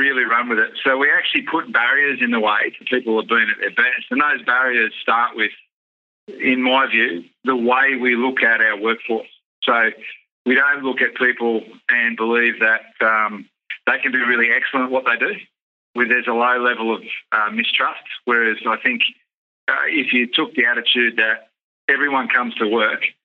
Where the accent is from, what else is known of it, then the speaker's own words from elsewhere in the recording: Sydney, New South Wales, Australia; I grew up in Western Suburbs of Sydney